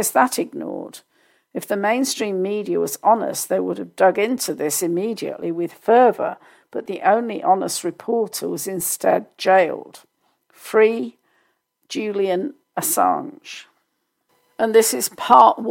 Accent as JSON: {"language": "English", "country": "United Kingdom", "said": "as a Brit"}